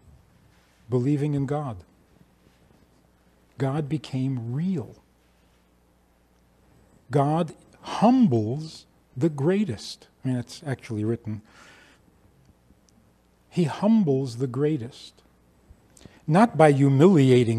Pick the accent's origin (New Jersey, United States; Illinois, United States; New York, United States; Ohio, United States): New York, United States; New York City; I was growing up in Crown Heights